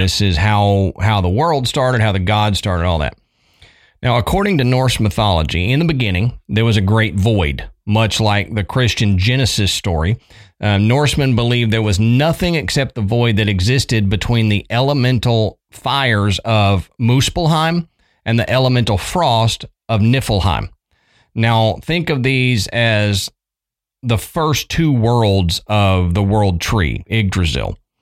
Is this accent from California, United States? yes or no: no; Texas, United States; moved away as an adult; also born or lived in Tennessee; growing up in Texas